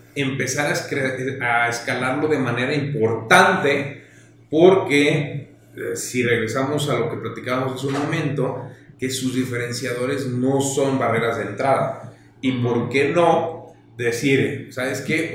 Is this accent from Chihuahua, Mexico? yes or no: no; Guadalajara, Jalisco, Mexico; Nosotros somos de Guadalajara